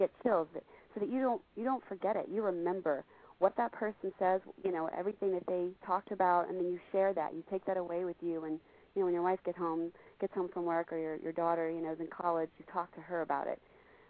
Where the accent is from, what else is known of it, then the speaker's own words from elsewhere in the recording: Texas, United States; I'm from Texas, so I'm a football whore. I love my Cowboys.